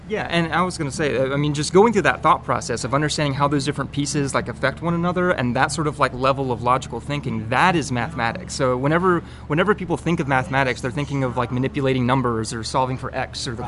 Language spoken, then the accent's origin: English; Winston-Salem, North Carolina, United States; moved away as an adult; now in Rock Hill, United States; I grew up in North Carolina in uh, Winston-Salem, and uh, born and raised all my life